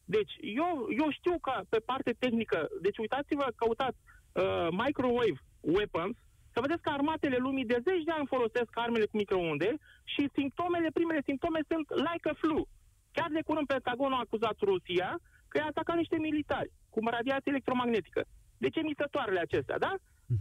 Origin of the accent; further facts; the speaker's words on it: Constanța, Constanța County, Romania; sunt din Constanța, da, sunt de etnie turcă, în Constanța trăim o mare comunitate turco-tătară